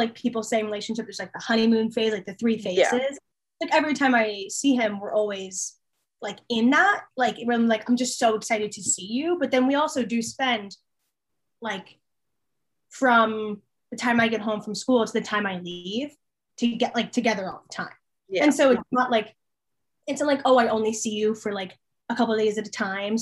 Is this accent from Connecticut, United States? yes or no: no; Allentown, Pennsylvania, United States; moved away as an adult; now in Harrisonburg, United States; the place that I live at home is called Allentown. It's like Allentown is home because that's where I grew up